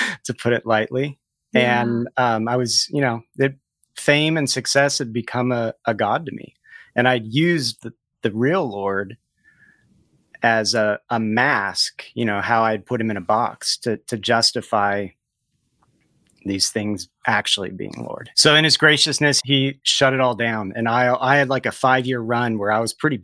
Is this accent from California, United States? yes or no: yes; near Los Angeles, California, United States; I grew up near Los Angeles, and I made films for fun with friends